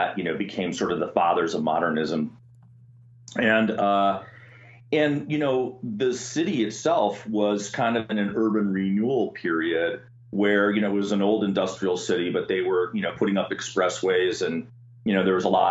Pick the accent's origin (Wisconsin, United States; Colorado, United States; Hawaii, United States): Wisconsin, United States; Milwaukee; I'm a Midwest kid, so I grew up in Wisconsin, and my hometown is Milwaukee